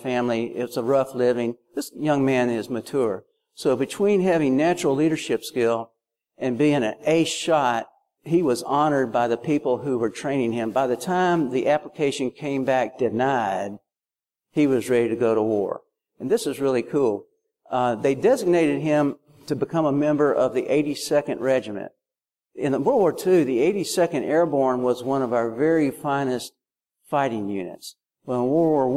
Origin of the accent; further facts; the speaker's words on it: Alabama, United States; now in Tennessee, United States; I'm from Alabama. We live in Tennessee.